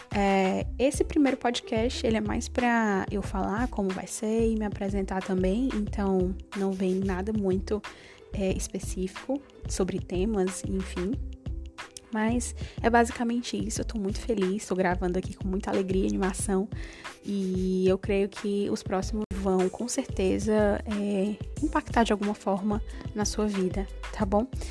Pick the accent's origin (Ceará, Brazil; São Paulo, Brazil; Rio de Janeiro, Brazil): Ceará, Brazil; Fortaleza; eu moro atualmente em Fortaleza, eu nasci aqui em Fortaleza é, sou cearense, raiz